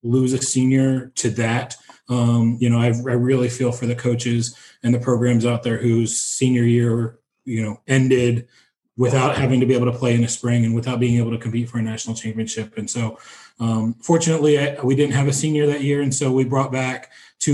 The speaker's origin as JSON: {"language": "English", "region": "East Coast", "country": "United States", "tie": "born or raised there", "moved": "as an adult", "lives_now": "Terre Haute, United States", "said": "I grew up on the East Coast."}